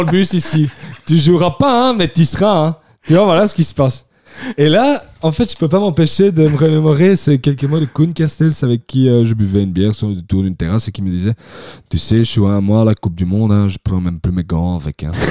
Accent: Belgium; chez nous en Belgique

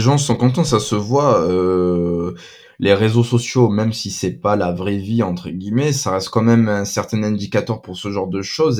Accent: Marseille, Provence-Alpes-Côte d'Azur, France; je suis de Marseille, je suis supporter de l'OM

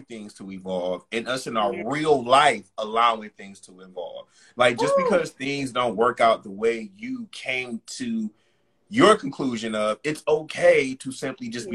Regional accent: United States; as Black American Blacks growing up in this country

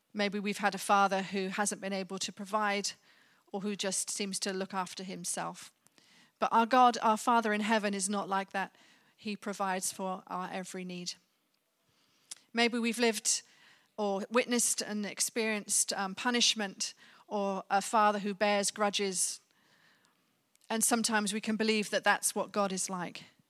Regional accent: Birmingham, West Midlands, United Kingdom; my time growing up in Birmingham

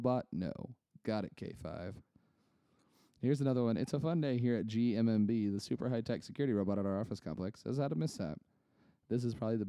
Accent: Little Axe, Oklahoma, United States; I'm from Little Axe

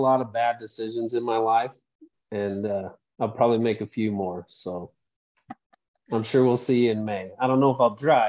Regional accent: Utah, United States; I am also from Utah. I live in the Salt Lake Valley.

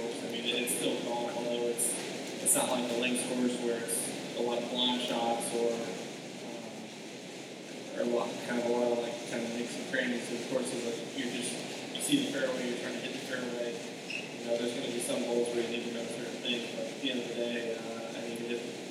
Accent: Louisville, Kentucky, United States; moved away as an adult; also born or lived in Alabama; growing up in Louisville, you know, not too far from here, it's miserable in the summer in Louisville

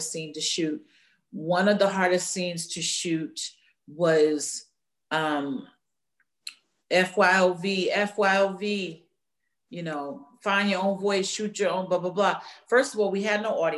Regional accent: New York, United States; I grew up in New York

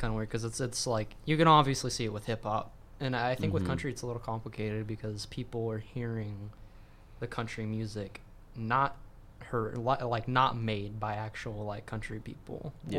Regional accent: Texas, United States; And when you're growing up in Central Texas, country's on the radio 24/7.

